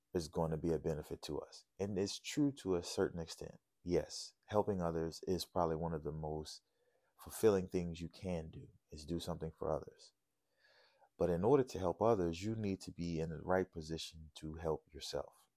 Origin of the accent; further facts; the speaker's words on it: New Orleans, Louisiana, United States; growing up in New Orleans